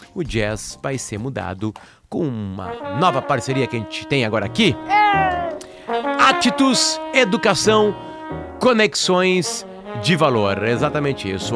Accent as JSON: {"language": "Portuguese", "town": "Alegrete", "region": "Rio Grande do Sul", "country": "Brazil", "tie": "born or raised there", "said": "na fronteira oeste do Rio Grande do Sul, onde eu me criei"}